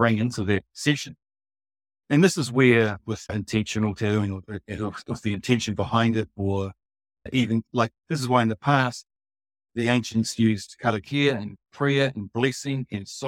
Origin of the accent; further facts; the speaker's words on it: New Zealand; I'm from New Zealand